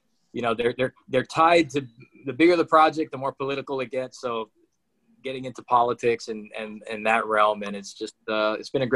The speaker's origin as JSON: {"language": "English", "town": "Honolulu", "region": "Hawaii", "country": "United States", "tie": "born or raised there", "also_born_or_lived": "Utah", "moved": "as an adult", "said": "I coached this high school in my hometown, Hawaii Kai, called Kaiser High School"}